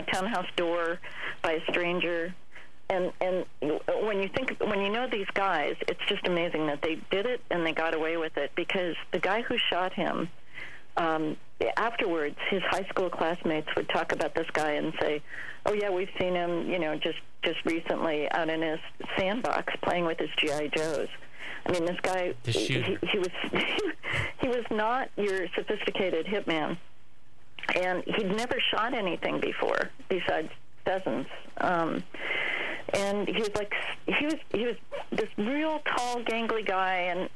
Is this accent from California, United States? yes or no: yes; San Mateo, California, United States; I grew up in San Mateo